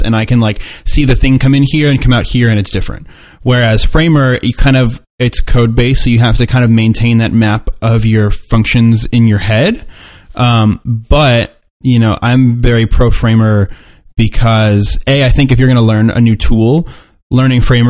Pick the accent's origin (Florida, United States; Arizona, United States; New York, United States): Florida, United States; I'm from Florida